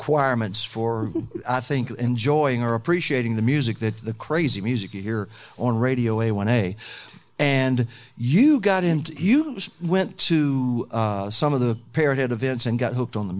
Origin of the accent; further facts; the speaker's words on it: Lower Alabama, United States; I'm from L.A.